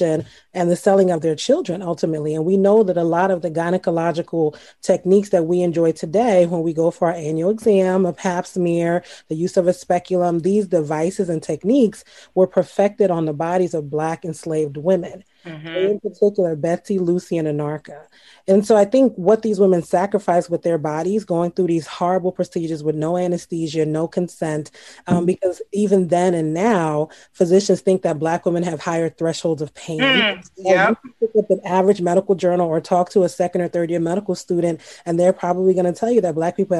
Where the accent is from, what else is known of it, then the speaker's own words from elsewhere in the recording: Trinidad & Tobago; also born or lived in Baltimore; now in United States; I grew up in Trinidad